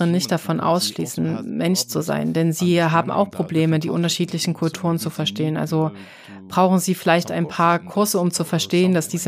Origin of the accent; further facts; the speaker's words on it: Egypt; Also, also wo ich herkomme, da ist es auch schwer, dich als Ausländerin zu heiraten und zu akzeptieren. Also jetzt zum Beispiel ein ausländischer Mann, der eine ägyptische Frau heiraten will.